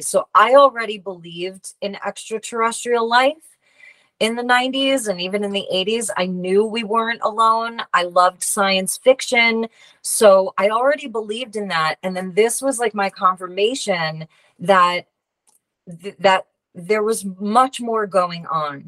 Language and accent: English; Long Island, New York, United States; I went to a local school on Long Island. And there was a, a shop in my hometown next to a cafe that I worked at.